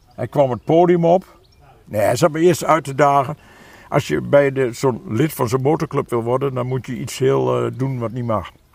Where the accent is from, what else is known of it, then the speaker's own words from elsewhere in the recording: Achterhoek, Gelderland, Netherlands; ik ben een echte Achterhoeker, maar helemaal niet een typische Achterhoeker.